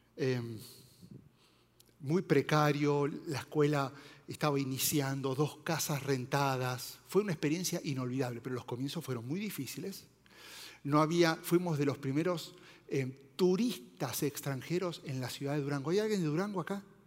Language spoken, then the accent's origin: Spanish; Argentina; moved away; soy argentino